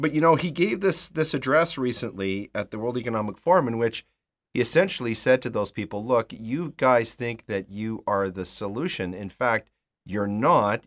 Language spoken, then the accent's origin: English; Canada; speaking as a Canadian